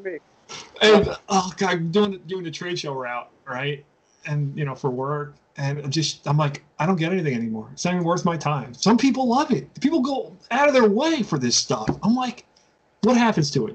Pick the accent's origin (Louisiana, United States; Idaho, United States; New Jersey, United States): New Jersey, United States; I grew up in New Jersey